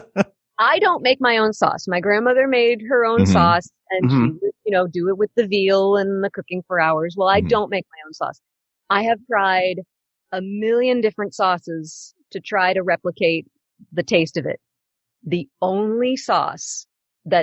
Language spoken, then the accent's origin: English; Pittsburgh, Pennsylvania, United States; moved away; also born or lived in New York; I grew up in Pittsburgh